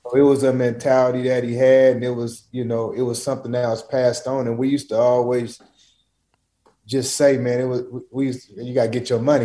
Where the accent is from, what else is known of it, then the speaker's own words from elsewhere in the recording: Portland, Oregon, United States; I'm not, I'm not from Cali. I'm from Portland, Oregon